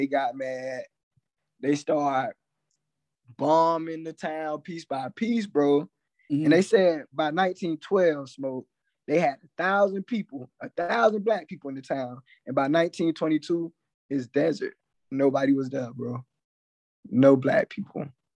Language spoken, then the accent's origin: English; Columbus, Georgia, United States; I was born in Columbus, bro. Which is like on the edge of the Chattahoochee.